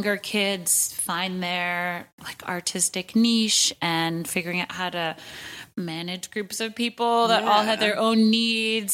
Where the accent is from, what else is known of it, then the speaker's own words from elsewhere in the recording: New York City, New York, United States; I was born in 1980 and grew up in Fort Greene. And I live a block away from the house I grew up